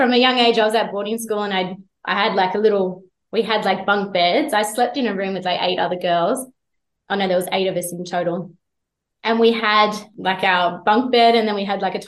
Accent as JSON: {"language": "English", "town": "Jindabyne", "region": "New South Wales", "country": "Australia", "tie": "born or raised there", "said": "growing up in Jindabyne"}